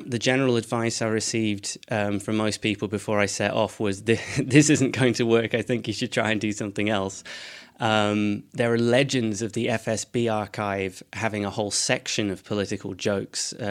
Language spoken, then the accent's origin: English; Edinburgh, Scotland, United Kingdom; Um, so, I'm from uh, Edinburgh, though my accent wouldn't make you think that.